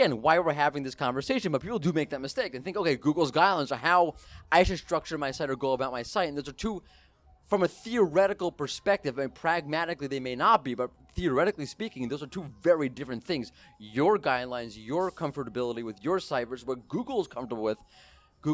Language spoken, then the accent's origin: English; United States; I'm an American